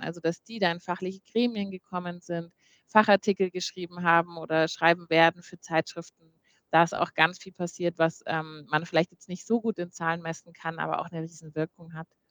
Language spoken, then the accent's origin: German; Munich, Bavaria, Germany; als Münchner Kindle habe ich eine äh, auch so schon sehr große Verbundenheit mit der Stadt München